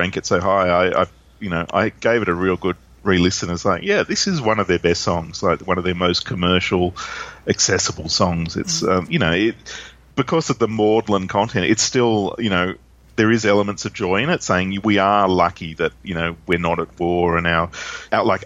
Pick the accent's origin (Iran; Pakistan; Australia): Australia